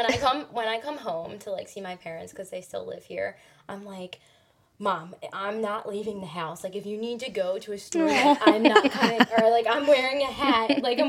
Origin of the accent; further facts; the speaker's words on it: Cinnaminson, New Jersey, United States; I'm from Cinnaminson, so that's how I know you guys, obviously. I'm 25.